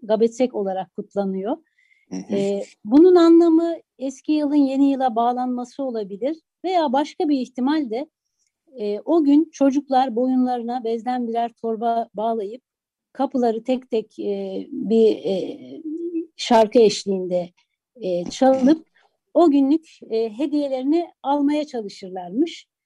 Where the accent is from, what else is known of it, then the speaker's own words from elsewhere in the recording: Istanbul, Turkey; also born or lived in Adıyaman; Adıyaman'da çok az yaşamışsam da e, neticede evimizin içinde e, akrabalarımızla, yakın çevremizle e, yaşadığımız kültür Adıyaman'dan gelen kültürdü. Ama o gelenekler İstanbul'da tabii değişikliğe uğradı.